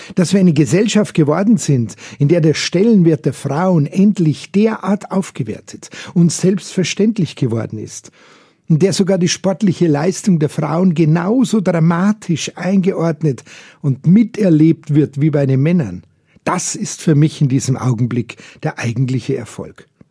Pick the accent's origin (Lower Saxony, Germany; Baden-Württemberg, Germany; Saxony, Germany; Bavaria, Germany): Bavaria, Germany; bei uns in Bayern